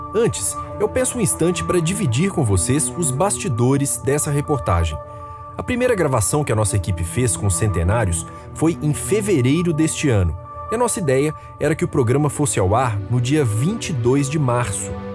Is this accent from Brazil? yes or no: yes; Belo Horizonte, Minas Gerais, Brazil; lá da minha terra, Belo Horizonte